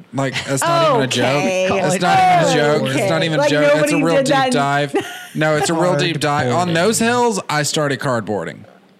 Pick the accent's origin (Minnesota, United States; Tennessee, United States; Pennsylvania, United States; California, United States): Tennessee, United States; Whitwell; I grew up in Whitwell.